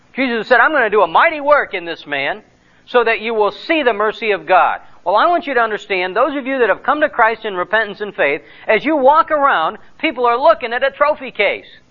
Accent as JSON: {"language": "English", "country": "United States", "said": "I am an American and uh, living as a citizen in Romania."}